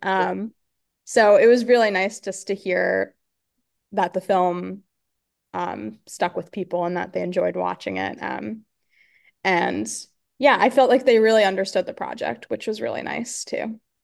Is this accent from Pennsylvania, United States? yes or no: yes; Pennsylvania, United States; I grew up in Pennsylvania